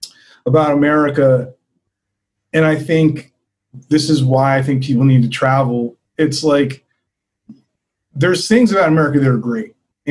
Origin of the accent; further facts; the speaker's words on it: East Coast, United States; Well, so I grew up on the East Coast and I pretty much lived there for most of my life.